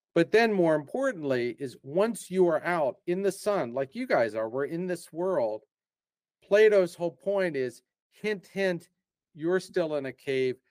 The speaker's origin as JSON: {"language": "English", "town": "Philadelphia", "region": "Pennsylvania", "country": "United States", "also_born_or_lived": "England / Portugal / Brazil / Japan", "moved": "as an adult", "said": "I'm actually from the Philadelphia area, and I like to tell people I'm just a regular Philadelphia guy."}